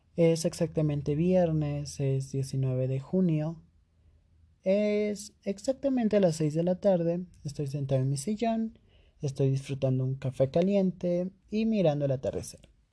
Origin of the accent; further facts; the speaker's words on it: Cusco, Peru; yo soy de Perú, exactamente de la ciudad del Cusco